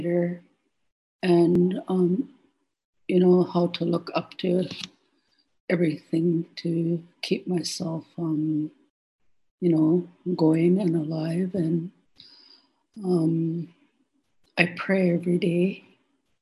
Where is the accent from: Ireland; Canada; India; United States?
Canada; Chehalis, British Columbia; I'm from Chehalis.